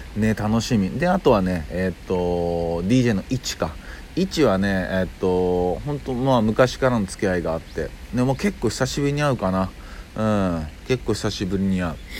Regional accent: Kyoto, Japan; 僕生まれは京都なんですよ実は

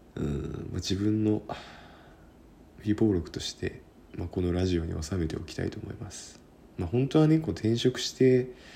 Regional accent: Kyushu, Japan; also born or lived in Sendai; now in Tokyo, Japan; 九州が地元なんですけどね

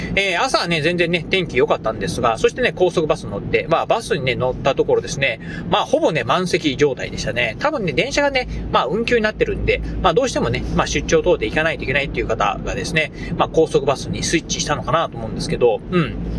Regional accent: Kochi, Japan; moved away as an adult; 18年間ですか、えー、高知にですね、えー、高知で生まれ育った人間

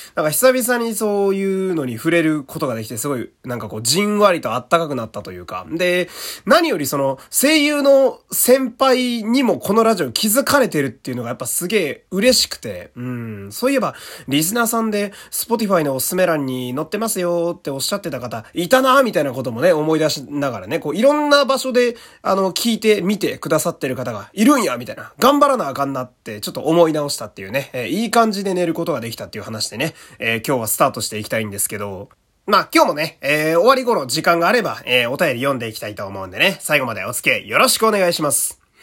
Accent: Fukui, Japan; 私は福井県というクソ田舎の出身なんですけど

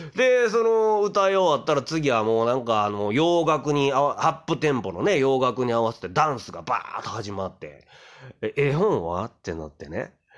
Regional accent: Kyoto, Japan; 京都人として

